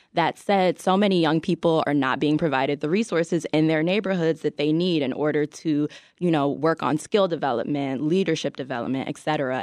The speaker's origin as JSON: {"language": "English", "town": "Chicago", "region": "Illinois", "country": "United States", "tie": "born or raised there", "said": "I grew up in Chicago, I kind of came up as a teenager here."}